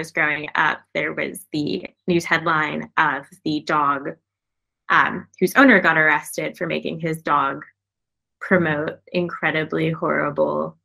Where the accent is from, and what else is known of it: United States